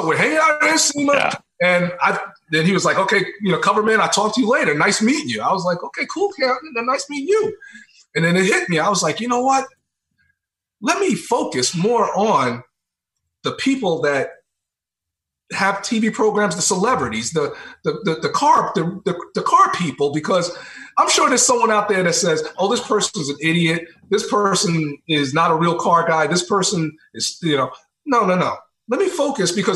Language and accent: English; New York, United States; also born or lived in South Carolina; I'm from New York.